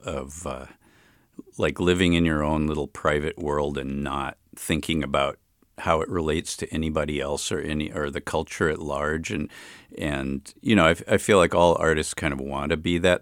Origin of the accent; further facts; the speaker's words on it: Chicago, Illinois, United States; also born or lived in Berkeley, California; now in Oakland, United States; I grew up in Hyde Park in Chicago near the university.